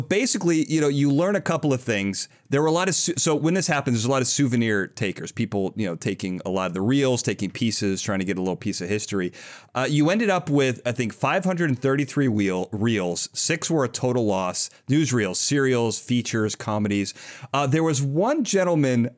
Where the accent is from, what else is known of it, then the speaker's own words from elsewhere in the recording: Chicago, Illinois, United States; I'm from Chicago